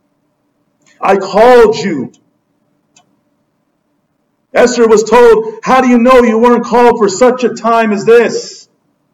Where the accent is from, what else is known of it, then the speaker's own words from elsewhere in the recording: Southern California, United States; we're from Southern California